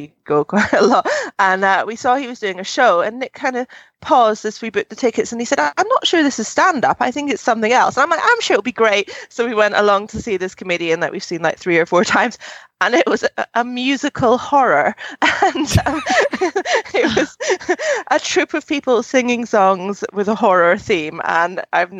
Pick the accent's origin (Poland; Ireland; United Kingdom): United Kingdom; Scotland; I'm proud of my home country.